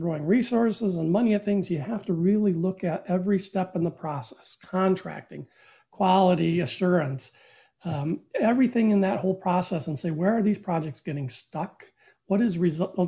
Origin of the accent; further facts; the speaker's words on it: Flint, Michigan, United States; I grew up in Flint, Michigan